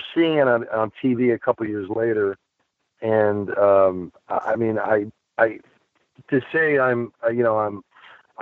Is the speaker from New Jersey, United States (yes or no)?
yes; New Jersey, United States; I grew up in New Jersey